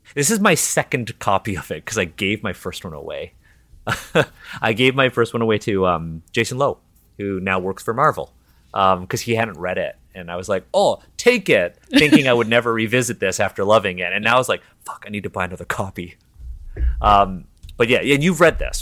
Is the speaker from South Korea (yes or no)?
no; Toronto, Ontario, Canada; first language English; I was born and raised in Toronto. Um, English is my first language.